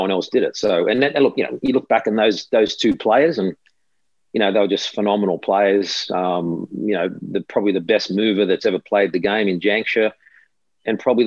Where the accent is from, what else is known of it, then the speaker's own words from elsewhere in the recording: Australia; playing it on your home soil